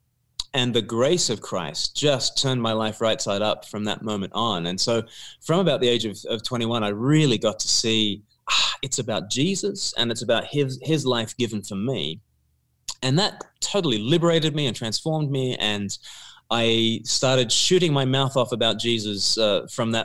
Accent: Australia; I grew up in Australia, and it was a church going home

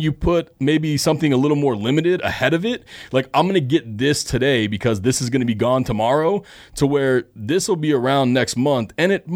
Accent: Phoenix, Arizona, United States; I grew up here in Phoenix

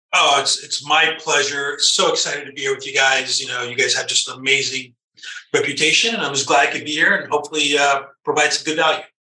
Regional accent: Los Angeles, California, United States; I was born and raised in Southern California, in the LA area

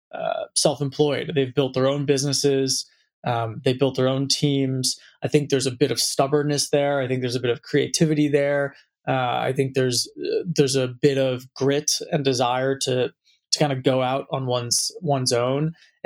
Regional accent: San Francisco, California, United States; I was born and raised in San Francisco, right in the heart of the city.

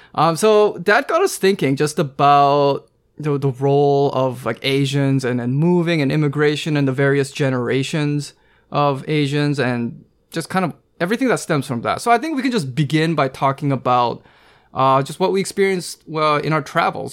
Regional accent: Pacific Northwest, United States; I was born and raised on the West Coast, uh, you know, Pacific Northwest specifically

